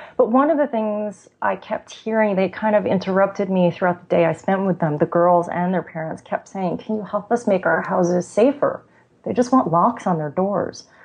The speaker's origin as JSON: {"language": "English", "area": "Long Island direction", "region": "New York", "country": "United States", "tie": "born or raised there", "also_born_or_lived": "Italy", "said": "I'm from New York, um, about 20 minutes outside the city"}